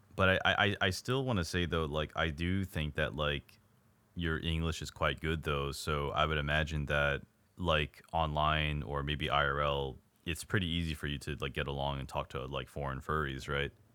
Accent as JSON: {"language": "English", "country": "United States", "said": "I'm an American"}